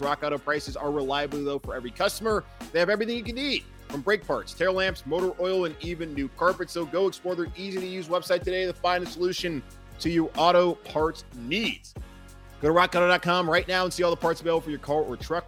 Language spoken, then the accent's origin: English; Charlotte, North Carolina, United States; my hometown of Charlotte